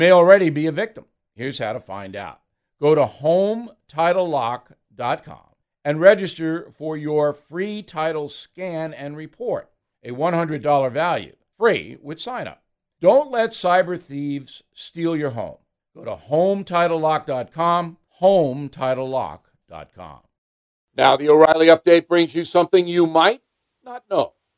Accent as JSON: {"language": "English", "country": "United States", "said": "As an American"}